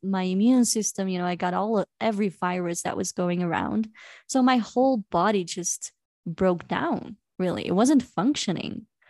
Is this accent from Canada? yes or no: no; Belgium; moved away as an adult; now in Cusco, Peru; I am from Belgium